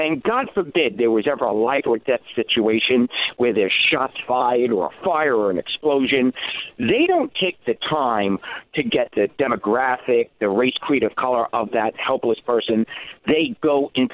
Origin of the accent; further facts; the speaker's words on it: New York City, New York, United States; I grew up in the Bronx